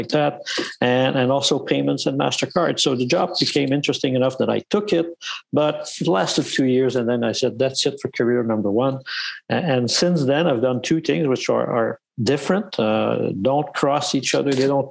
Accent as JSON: {"language": "English", "town": "Montreal", "region": "Quebec", "country": "Canada", "tie": "born or raised there", "also_born_or_lived": "Toronto", "said": "I'm born and raised in Montreal"}